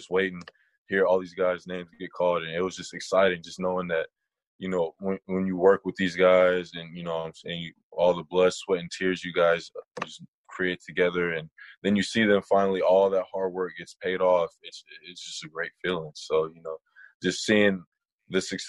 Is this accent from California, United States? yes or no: yes; San Diego, California, United States; I'm from San Diego